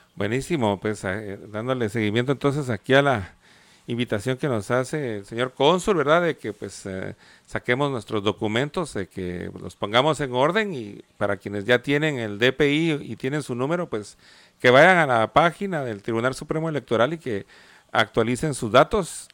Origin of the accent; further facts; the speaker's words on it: Guatemala; now in Los Angeles, United States; en el pedacito de tierra que es Guatemala habitan, habitamos gente muy diferente